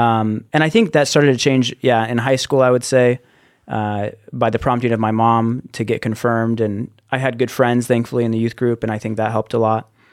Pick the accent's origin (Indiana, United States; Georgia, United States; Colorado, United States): Colorado, United States; Littleton; I'm from Littleton, Colorado, which is just a suburb outside of Denver, Colorado. And yeah, I, I lived there growing up